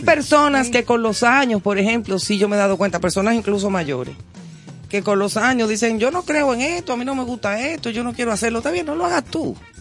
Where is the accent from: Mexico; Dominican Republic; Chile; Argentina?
Dominican Republic; Aquí todavía, todavía en nuestro país, sigue siendo eh, como un toque de queda